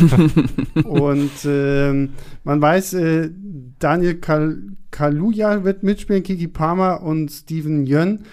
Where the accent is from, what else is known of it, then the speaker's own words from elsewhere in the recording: Rostock, Mecklenburg-Vorpommern, Germany; now in Berlin, Germany; ich bin in, in, in Rostock aufgewachsen